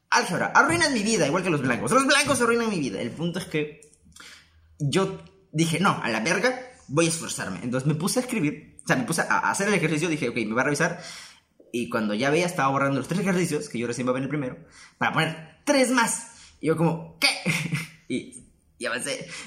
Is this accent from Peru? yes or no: yes; Peru; y yo, como buen peruano.